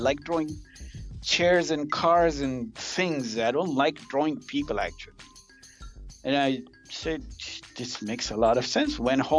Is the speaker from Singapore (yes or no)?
no; Kenya; born there; I was born in Kenya.